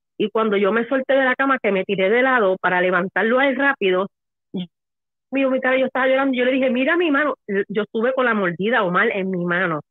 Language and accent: Spanish; Puerto Rico; now in Florida, United States; Yo soy de Puerto Rico.